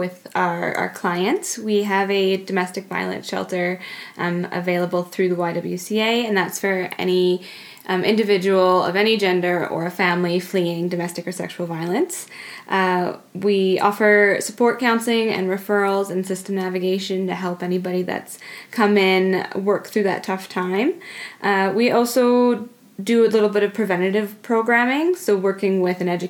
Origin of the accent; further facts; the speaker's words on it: British Columbia, Canada; moved away as an adult; also born or lived in Vancouver Island; now in Banff, Canada; I grew up in British Columbia. I was born on the island, and then I moved with my family up to northern BC.